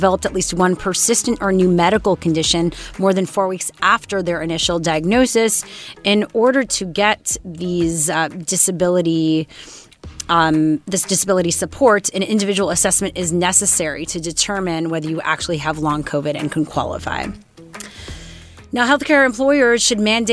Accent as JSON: {"language": "English", "country": "Canada", "said": "We're Canadian"}